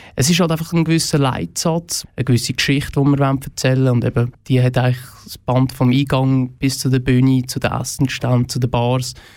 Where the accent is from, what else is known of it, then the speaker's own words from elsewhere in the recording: Oberfrick, Aargau, Switzerland; also born or lived in Frick; Ich bin selber aus dem Fricktal